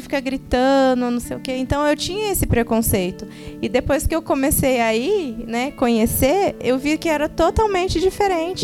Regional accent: São José dos Campos, São Paulo, Brazil; nós somos aqui de São José dos Campos

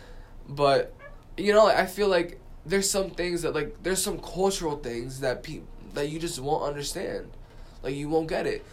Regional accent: New York City, New York, United States; I'm from the Bronx.

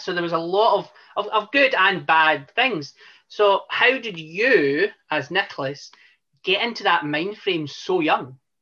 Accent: Scotland, United Kingdom; I'm Scottish

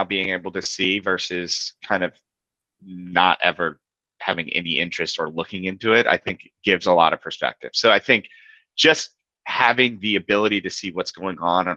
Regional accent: Palo Alto, California, United States; moved away as an adult; now in Boston, United States; I grew up in Palo Alto as a basketball player

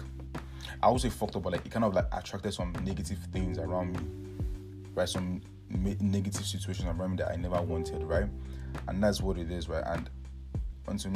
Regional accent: Nigeria; now in Canada; I'm from Nigeria, but right now, currently, I'm studying in Canada

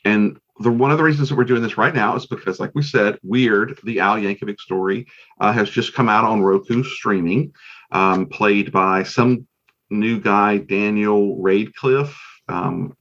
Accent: Nigeria; I'm Nigerian.

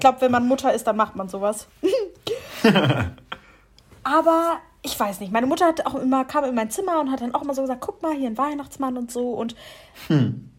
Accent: Lower Saxony, Germany; moved away as an adult; now in Mannheim, Germany; zu Hause, wo wir herkommen

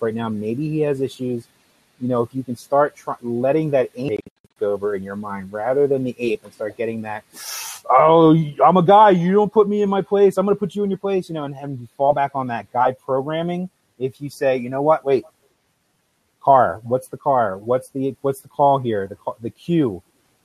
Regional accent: New Jersey, United States; I'm from South Jersey, yeah. Italian.

